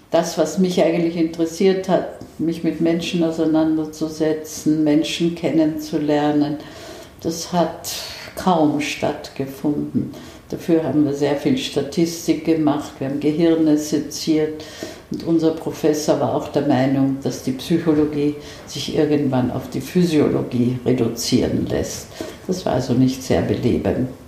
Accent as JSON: {"language": "German", "region": "Vienna", "country": "Austria", "tie": "born there", "said": "Also ich bin in Wien geboren und äh, habe in Österreich noch immer ein Haus, nicht sehr weit von Wien entfernt."}